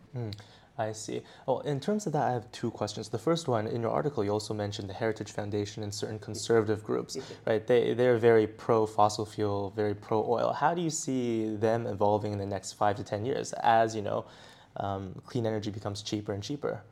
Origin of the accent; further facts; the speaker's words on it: Beijing, China; I'm actually from Beijing